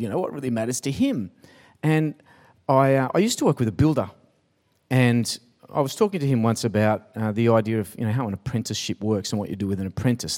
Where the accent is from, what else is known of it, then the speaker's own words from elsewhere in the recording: Sydney, New South Wales, Australia; also born or lived in Pymble; I grew up in Taramara.